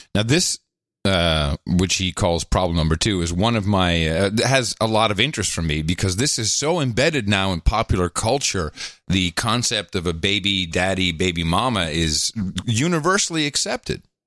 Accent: Netherlands; moved away; also born or lived in New Jersey / Belgium / United Kingdom; I grew up in uh, a socialist country. I grew up in the Netherlands.

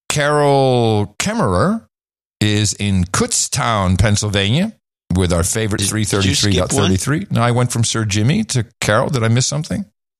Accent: Canada; now in United States; I am a Canadian exiled in Florida.

